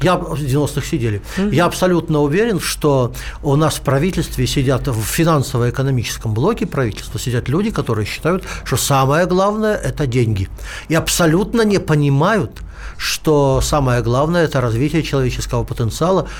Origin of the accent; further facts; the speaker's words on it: Omsk, Omsk Oblast, Russia; moved away; из моего родного города Омска